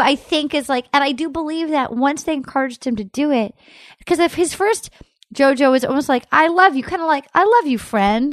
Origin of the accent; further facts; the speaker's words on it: Rhode Island, United States; moved away as an adult; now in Los Angeles, United States; I grew up in Rhode Island.